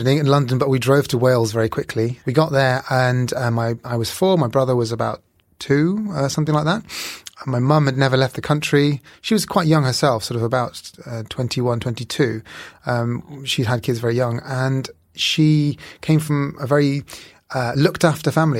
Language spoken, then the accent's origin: English; Bihar, India; I was born in India, Northeast India, in a state called Bihar